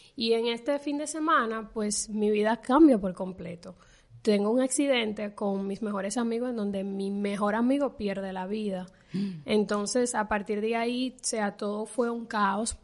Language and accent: Spanish; Dominican Republic; en mi país, en República Dominicana, se le dice pelo